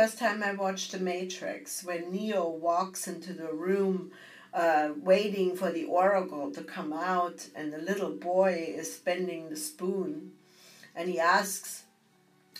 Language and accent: English; Bavaria, Germany; moved away; growing up in Bavaria